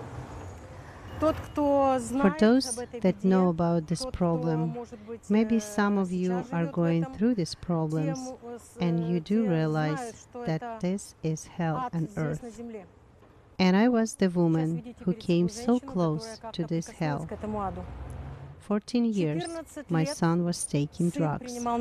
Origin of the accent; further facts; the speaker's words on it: Kyiv, Ukraine; I was born here in Kiev